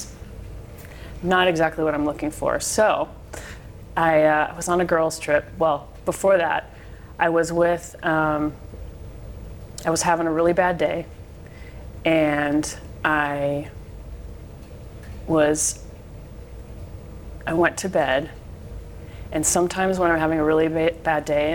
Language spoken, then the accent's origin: English; Park Ridge, Illinois, United States; I was born in Park Ridge